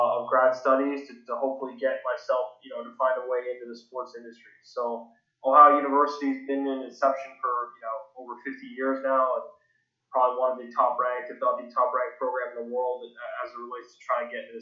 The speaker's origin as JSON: {"language": "English", "town": "Toronto", "region": "Ontario", "country": "Canada", "tie": "born or raised there", "said": "I grew up in Toronto, Canada, just a suburb outside of the city"}